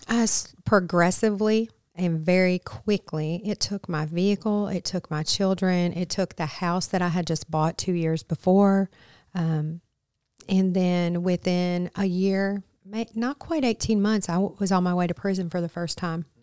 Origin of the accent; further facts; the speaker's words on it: Flint, Michigan, United States; moved away; also born or lived in Arkansas; I am originally from Flint, Michigan